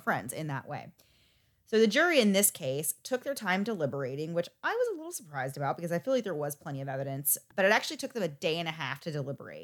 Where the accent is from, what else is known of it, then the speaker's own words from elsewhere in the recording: United States; I am from the United States